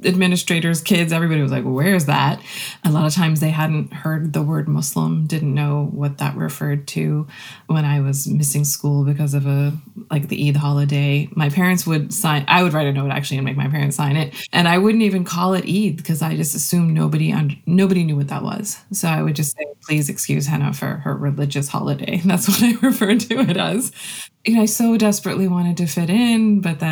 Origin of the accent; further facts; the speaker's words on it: Rockville, Maryland, United States; I was born and raised here in Maryland and grew up in the same neighborhood, the same house for my entire childhood and young adulthood.